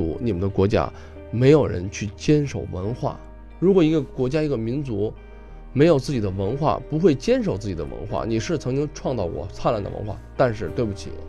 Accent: China; 中国人，我想啊，咱们现在坐在这儿聊天啊，收藏啊，文化呀是什么？实际是凝聚我们中国人的一种精神。

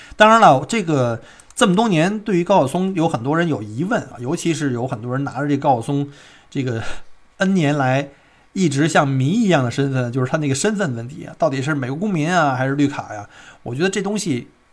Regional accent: Beijing, China; now in Melbourne, Australia; 同类北京人

